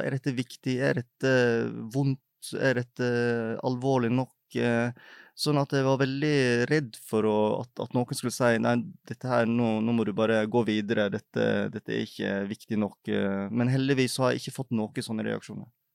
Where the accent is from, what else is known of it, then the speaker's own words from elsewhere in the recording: Feios, Vestland, Norway; now in Oslo, Norway; jeg er oppvokst i Feios i Sogn og Fjordane